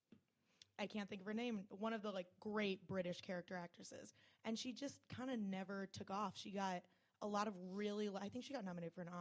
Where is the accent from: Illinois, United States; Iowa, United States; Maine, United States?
Iowa, United States; I'm from Iowa